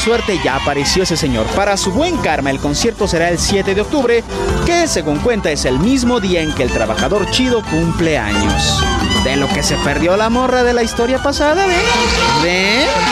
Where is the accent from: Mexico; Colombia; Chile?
Mexico